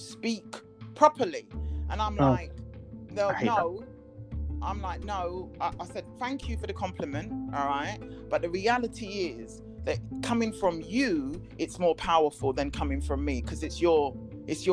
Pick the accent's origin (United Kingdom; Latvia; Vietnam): United Kingdom; England; I was English